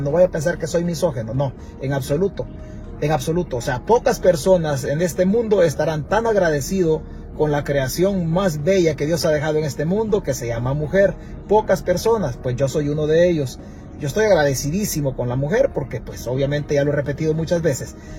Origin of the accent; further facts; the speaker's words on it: Santa Rita, Chalatenango, El Salvador; mi pueblo, de Santa Rita